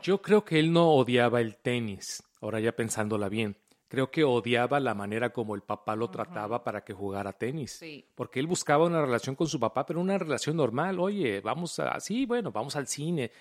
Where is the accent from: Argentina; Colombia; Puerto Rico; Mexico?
Mexico; moved away; como mexicanos, automáticamente uno juega fútbol, soccer.